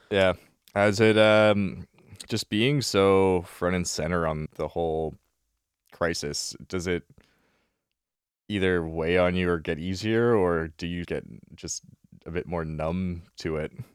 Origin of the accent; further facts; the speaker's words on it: Vancouver, British Columbia, Canada; I grew up in the West Side, so I grew up in Kits.